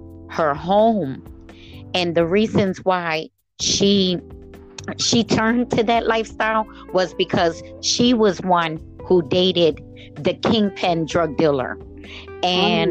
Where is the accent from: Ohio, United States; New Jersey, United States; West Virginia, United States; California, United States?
New Jersey, United States; Camden; I grew up in the city of Camden, New Jersey